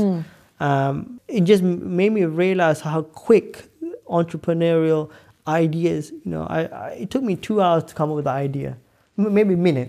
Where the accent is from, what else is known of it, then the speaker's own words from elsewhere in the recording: London, United Kingdom; I'm from Northwest London. I never thought I'd be in a private jet.